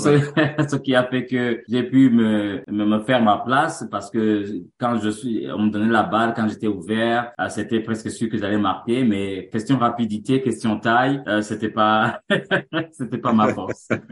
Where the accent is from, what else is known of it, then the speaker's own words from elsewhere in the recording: Bujumbura, Burundi; moved away as an adult; also born or lived in Montreal, Canada; now in Canada; Je suis né au Burundi et grandi au Burundi